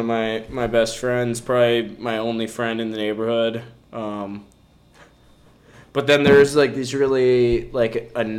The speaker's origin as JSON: {"language": "English", "town": "Woodbury", "region": "Minnesota", "country": "United States", "tie": "born or raised there", "said": "I'm from Woodbury, because that's where I've lived since I was born."}